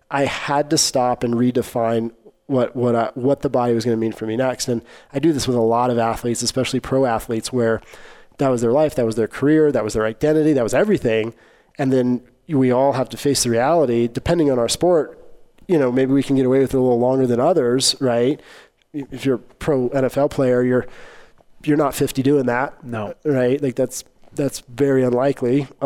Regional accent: Arkansas, United States; I grew up in Arkansas.

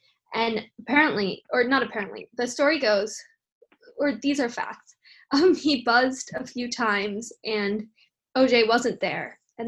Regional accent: New York City, New York, United States; I am an upper. I'm from New York City.

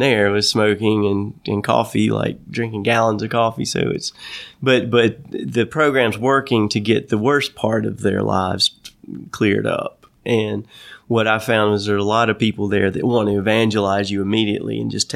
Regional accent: North Carolina, United States; my life growing up in North Carolina

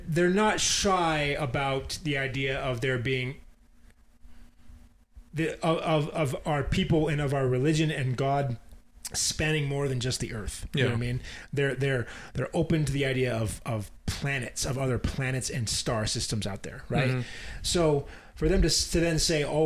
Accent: Utah, United States; we grew up in Utah, or I grew up in Utah

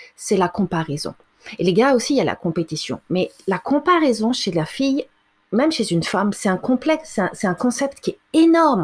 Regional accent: France; now in Canada; j'ai été élevée en France

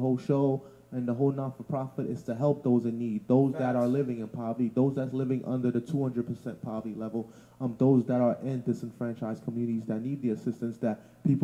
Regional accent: New York City, New York, United States; also born or lived in Canarsie, Brooklyn; I'm from Bushwick. I grew up in Bushwick, then I moved to Canarsie

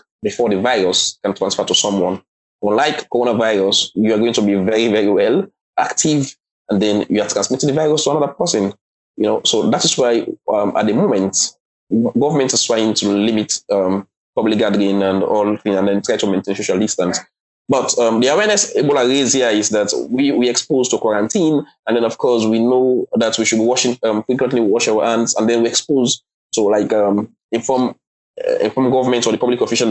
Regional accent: Sierra Leone; also born or lived in China

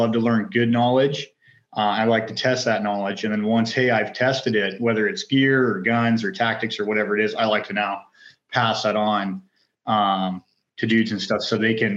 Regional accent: North Idaho, United States; also born or lived in Orange County; Born and raised in North Idaho, hunting, fishing, outdoors, love all that stuff

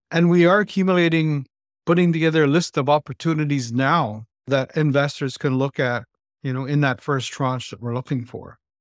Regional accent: Moose Factory, Ontario, Canada; I was born and raised in this place called Moose Factory. It's a Cree Reserve part of the island, and it's just north of Timmins, Ontario

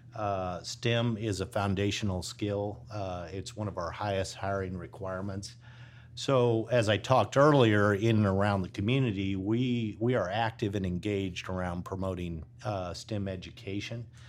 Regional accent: Illinois, United States; now in Texas, United States; a Midwesterner from Illinois

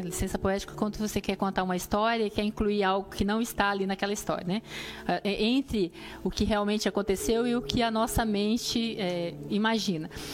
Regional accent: Brazil; moved away; a gente vem do Brasil

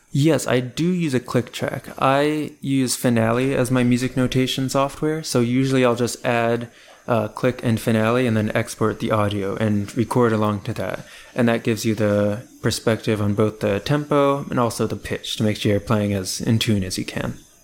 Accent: Columbia, Maryland, United States; I am originally from Columbia, Maryland, which is a suburb of Baltimore, and I still live in the Baltimore area right now

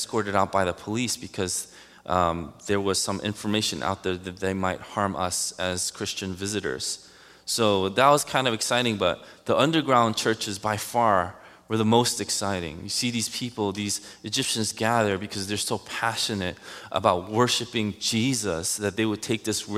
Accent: New York City, New York, United States; Growing up in Queens, Elmhurst, went through Jackson Heights, Woodhaven

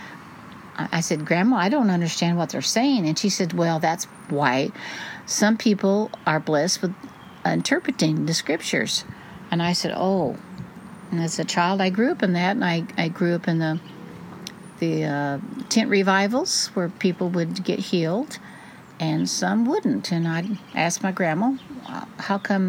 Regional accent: Fullerton, California, United States; I was raised in Four Square Pentecostal Church in Fullerton, California

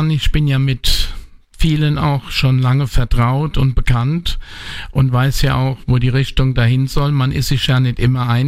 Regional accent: Bad Kreuznach, Rhineland-Palatinate, Germany; Das ist meine Heimatstadt bin hier geboren, aufgewachsen, lebe mein ganzes Leben schon hier.

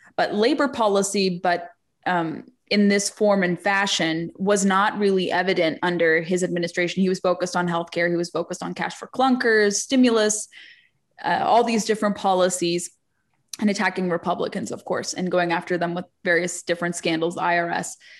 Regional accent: California, United States; moved away; California is my home state originally

